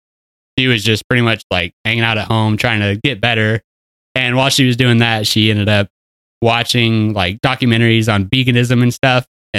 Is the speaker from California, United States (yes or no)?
no; Coweta, Oklahoma, United States; moved away as an adult; also born or lived in Broken Arrow, Oklahoma / Colorado; I'm from Coweta. I lived there until we graduated